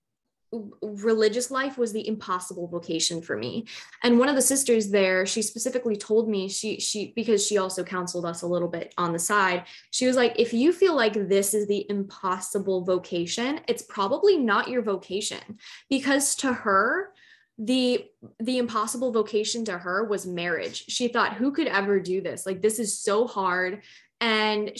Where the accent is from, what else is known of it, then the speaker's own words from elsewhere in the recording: Chicago, Illinois, United States; I'm from Chicago, Illinois